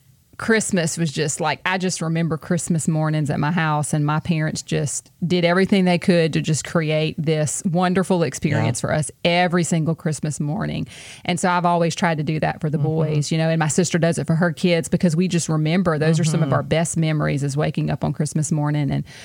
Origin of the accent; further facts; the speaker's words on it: Louisiana, United States; moved away as an adult; Because, I mean, we're from Louisiana, too.